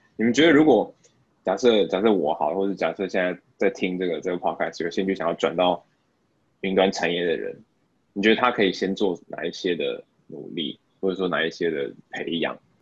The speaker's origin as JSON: {"language": "Chinese", "country": "Taiwan", "moved": "yes", "lives_now": "Singapore", "said": "身为台湾人"}